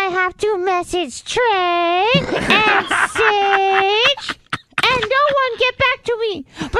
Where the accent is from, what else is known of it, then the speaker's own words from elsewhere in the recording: Venezuela; now in United States; I'm not even from America. We don't do Thanksgiving in Venezuela.